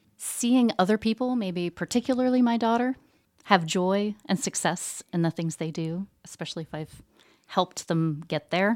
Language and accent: English; Southeastern Ohio, United States; moved away as an adult; also born or lived in Danville, Kentucky / Strasbourg, France / Indiana; now in Muncie, United States; I'm actually originally from Southeastern Ohio.